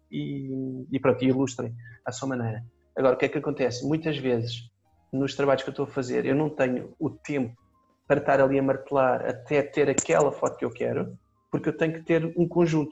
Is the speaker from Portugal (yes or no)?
yes; Faro, Algarve, Portugal; Eu, eu sou de Faro, nasci cá, mas uh, vivi em Faro desde puto